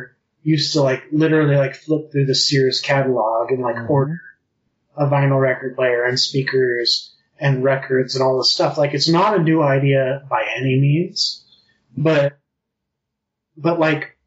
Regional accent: Utah, United States; I grew up in Utah County

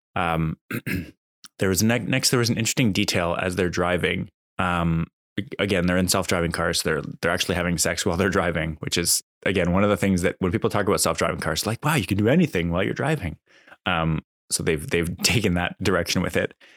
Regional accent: Canada; I'm Canadian

